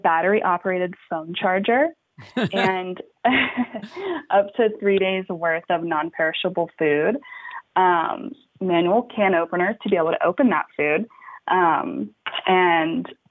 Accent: United States; I was born and raised in the Gulf Coast along the Texas and Louisiana border

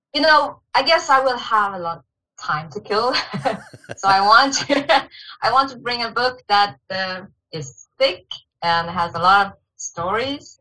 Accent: Shanghai, China; moved away as an adult; also born or lived in Beijing, China; now in Sweden; I grew up in Shanghai, China. And I spent quite some years in Beijing and studying also.

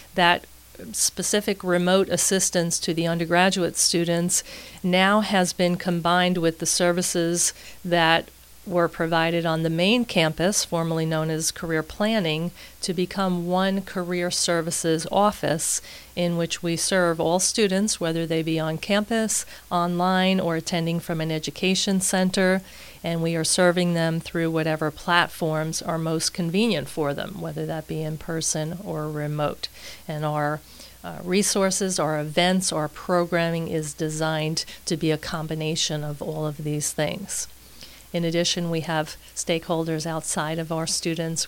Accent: New York City, New York, United States; moved away as an adult; now in Tampa, United States; I am originally from Queens, New York as you may hear as we're speaking today

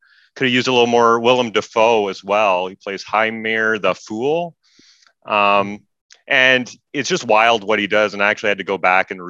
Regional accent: Stratford, Ontario, Canada; I grew up in Stratford, Ontario

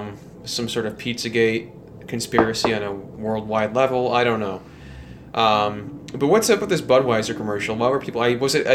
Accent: Chicago, Illinois, United States; And it was exciting because, of course, growing up in the Chicagoland area

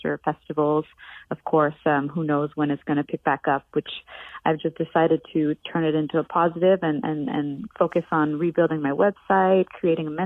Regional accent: Montreal, Quebec, Canada; moved away; coming from Montreal

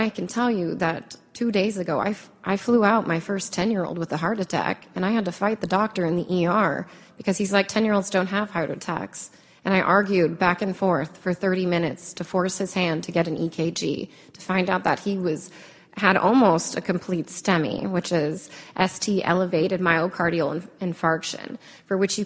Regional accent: United States; I'm a very proud American citizen. I come from a family of immigrants

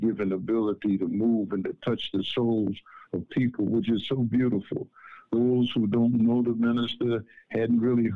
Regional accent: United States; I'm from America

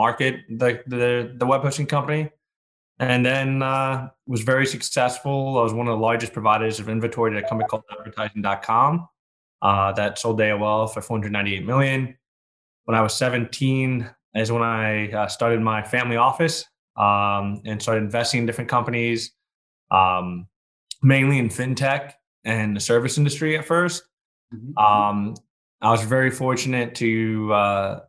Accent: New York, United States; I was born in New York

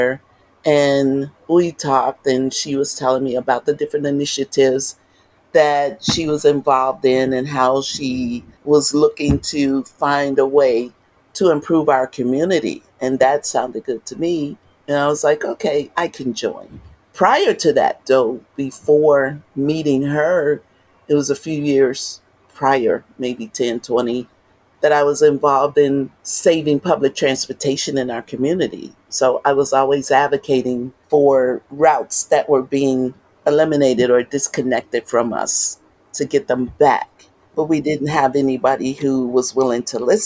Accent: Chicago, Illinois, United States; I was born and raised in North Lawndale

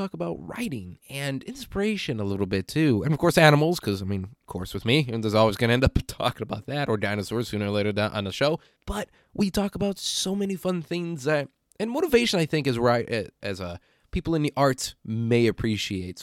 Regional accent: Midwestern Illinois, United States; I grew up in Midwestern Illinois

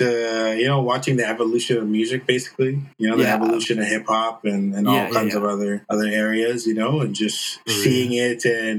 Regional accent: Victoria, British Columbia, Canada; moved away as an adult; now in Vancouver, Canada; I'm originally from Victoria. I grew up there, born and raised, and I came through to Vancouver in 2009.

